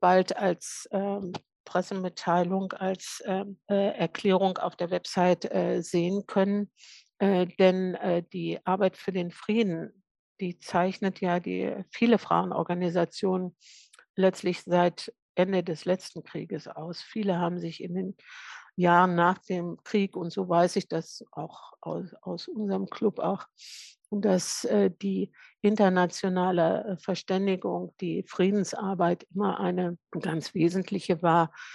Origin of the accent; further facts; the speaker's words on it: Lower Saxony, Germany; ich bin Niedersächsin